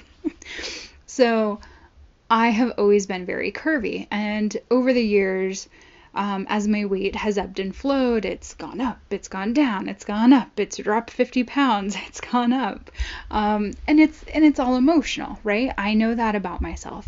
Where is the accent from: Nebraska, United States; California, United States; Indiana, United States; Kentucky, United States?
California, United States; Long Beach; I grew up in Southern California